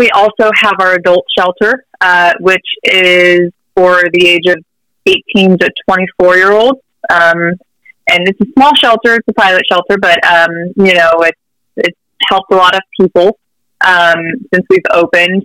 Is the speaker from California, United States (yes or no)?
yes; Riverside, California, United States; I was also born and raised in Riverside, love it here